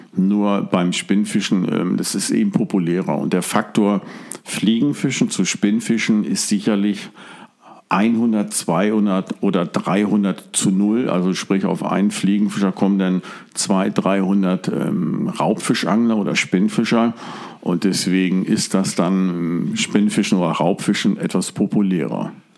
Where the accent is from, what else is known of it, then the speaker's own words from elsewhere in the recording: Hamburg, Germany; also born or lived in Stade; now in Drochtersen, Germany; ursprünglich geboren in Hamburg, habe viele, viele Jahre, Jahrzehnte in Stade gewohnt und wohne jetzt genau zwischen Hamburg und Cuxhaven im Drochtersen direkt an der Elbe